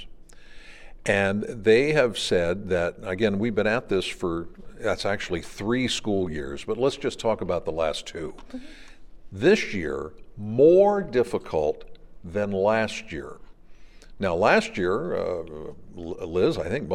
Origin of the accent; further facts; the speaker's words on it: Pennsylvania, United States; I'm from Pennsylvania